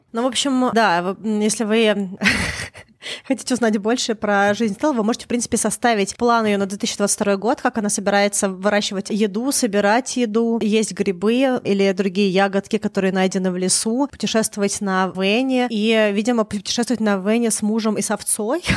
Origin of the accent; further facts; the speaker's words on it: Moscow, Russia; now in Vancouver, Canada; Я выросла в Москве